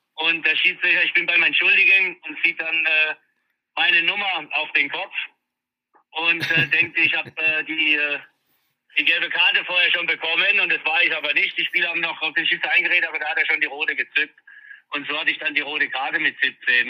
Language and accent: German; Mannheim, Baden-Württemberg, Germany; ist meine Heimatstadt, äh, da bin ich groß geworden, bin da geboren